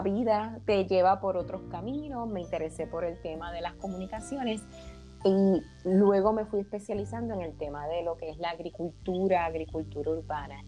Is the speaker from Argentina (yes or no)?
no; Arecibo, Puerto Rico; soy arecibeña, puertorriqueña, nacida en el pueblo de Arecibo